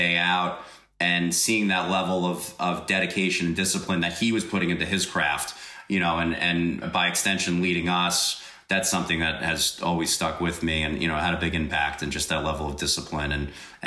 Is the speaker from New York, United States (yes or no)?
yes; Eastern Long Island, New York, United States; I grew up out on Eastern Long Island in New York